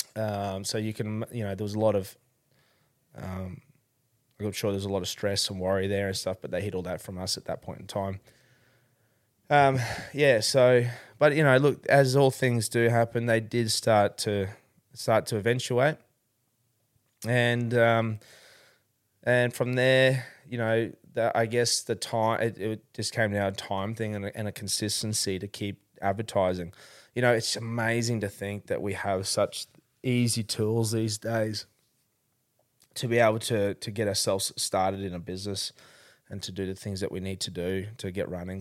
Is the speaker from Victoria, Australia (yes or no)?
yes; Melbourne, Victoria, Australia; I was born in Melbourne, uh, born, uh, in Dandenong Hospital, actually